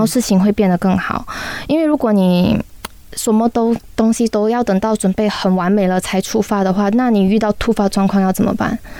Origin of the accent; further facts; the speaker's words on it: Malaysia; 我们马来西亚的人